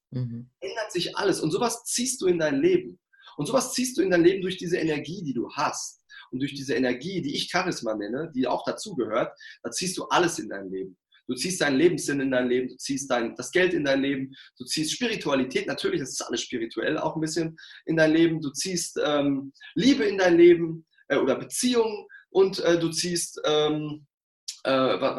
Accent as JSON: {"language": "German", "area": "Ruhr area", "region": "North Rhine-Westphalia", "country": "Germany", "said": "ich komme aus dem Pott"}